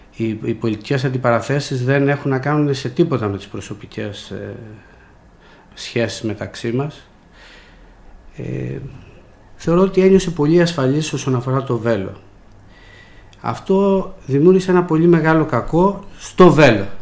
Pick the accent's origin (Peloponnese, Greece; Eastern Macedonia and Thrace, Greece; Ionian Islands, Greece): Peloponnese, Greece; Velo; moved away as an adult; also born or lived in Athens; Εμείς μεγαλώσαμε στην πλατεία του Βέλου, είμαστε από το Βέλο